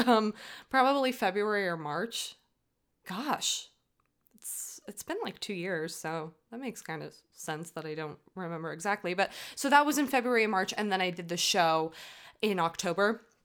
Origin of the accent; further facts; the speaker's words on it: United States; I'm American. I, from the U S